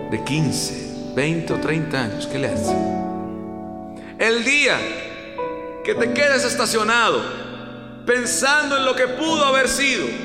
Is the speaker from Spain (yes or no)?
no; Costa Rica; estuve con Juan, en mi país, en Costa Rica al colegio a dar un concierto, a mi colegio de toda la vida.